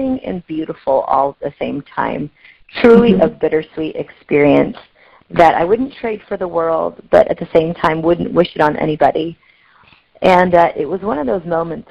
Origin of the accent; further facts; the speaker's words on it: Pacific Northwest, United States; also born or lived in Delhi, India; I was adopted by a couple in the Pacific Northwest. And I am still a Pacific Northwesterner up here in the left corner here.